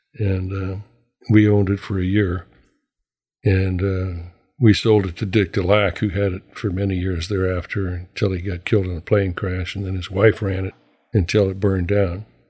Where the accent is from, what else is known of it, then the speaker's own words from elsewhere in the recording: Anchorage, Alaska, United States; myself and a couple of guys that I was raised with here in Anchorage